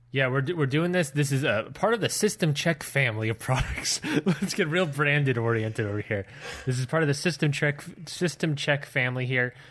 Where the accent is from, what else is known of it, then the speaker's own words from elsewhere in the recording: Baltimore, Maryland, United States; now in Georgia, United States; my hometown of Baltimore, Maryland